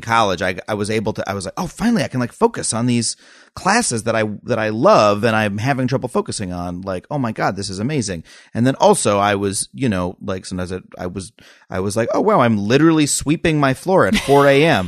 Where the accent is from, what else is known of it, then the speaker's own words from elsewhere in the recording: Long Island, New York, United States; moved away as an adult; I grew up on Long Island